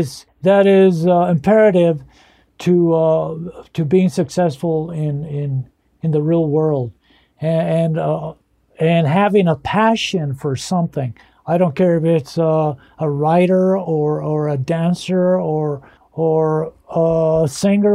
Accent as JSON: {"language": "English", "region": "northern New Mexico", "country": "United States", "tie": "born or raised there", "first_language": "Spanish", "second_language": "English", "said": "growing up in a broken home in northern New Mexico, dirt poor, both parents being illiterate and grandparents being illiterate"}